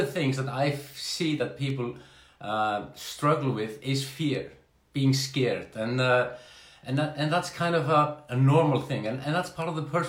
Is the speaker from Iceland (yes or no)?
yes; Iceland; I'm from Iceland